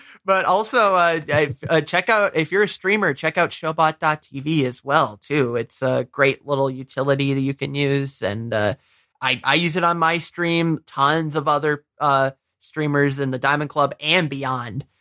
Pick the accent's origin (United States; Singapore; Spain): United States; Michigan; moved away; I'm originally from Michigan